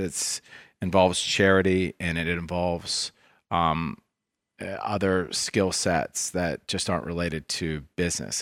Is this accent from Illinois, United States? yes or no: no; Washington, District of Columbia, United States; also born or lived in Ohio; I grew up in Washington, D C